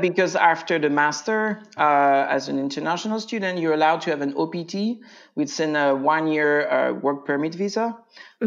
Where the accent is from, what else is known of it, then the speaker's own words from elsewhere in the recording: France; English is a second language; moved away as an adult; also born or lived in Virginia, United States; now in Winchester, Virginia, United States; stay in the US for a while just to improve my English uh, mm. because I'm from France.